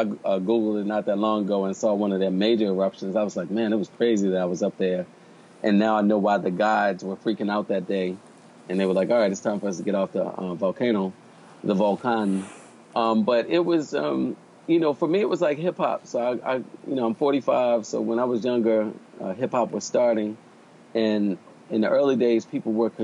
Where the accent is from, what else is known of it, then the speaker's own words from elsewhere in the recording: Baltimore, Maryland, United States; moved away; also born or lived in Chile; I'm from Baltimore